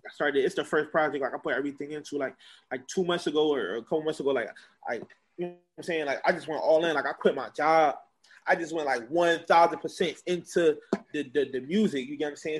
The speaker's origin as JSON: {"language": "English", "town": "Philadelphia", "region": "Pennsylvania", "country": "United States", "tie": "born or raised there", "said": "I was born in Northeast Philadelphia"}